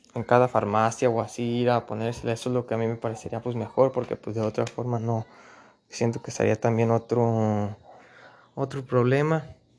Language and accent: Spanish; Mexico; nuestro país México